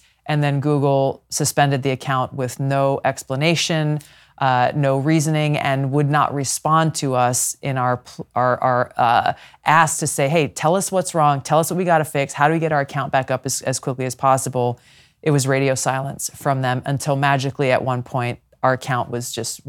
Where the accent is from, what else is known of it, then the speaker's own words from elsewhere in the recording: Hawaii, United States; and especially so in my home state of Hawaii, very much a Big Ten inclusive party